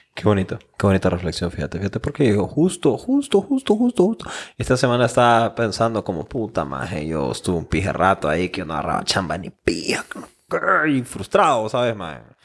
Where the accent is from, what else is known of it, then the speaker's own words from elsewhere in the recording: Honduras; nosotros como hondureños